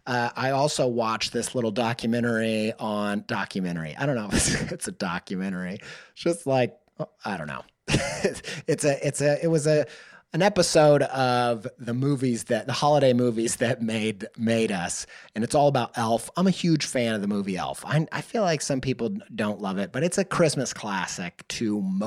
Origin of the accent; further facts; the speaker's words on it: Midwest, United States; I grew up in the Midwest Bible Belt, and we would hear these bands that were trying to connect with the youth